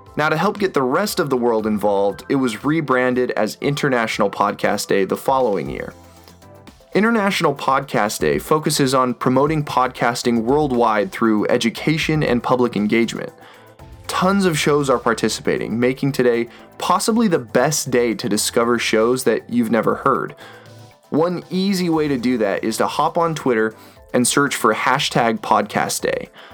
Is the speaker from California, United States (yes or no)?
no; Boise, Idaho, United States; In my hometown, Boise, Idaho